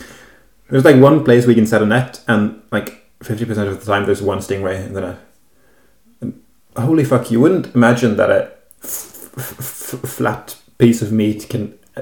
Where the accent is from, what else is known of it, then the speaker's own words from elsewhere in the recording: Kvinnherad, Vestland, Norway; English is a second language; I am from Kvinnherad, which is a municipality in the county of Hordaland in the west of Norway. In the same county as Bergen